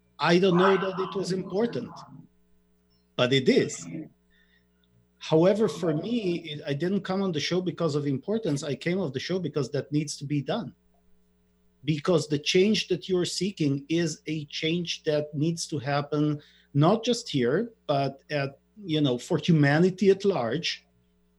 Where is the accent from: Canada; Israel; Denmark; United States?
Israel; I'm born and raised in Israel